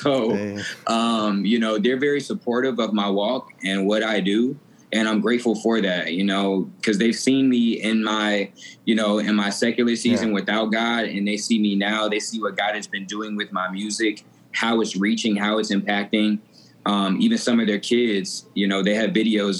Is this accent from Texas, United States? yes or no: no; Atlanta, Georgia, United States; also born or lived in Denver, Colorado; I was born in Denver, Colorado, raised in Atlanta, Georgia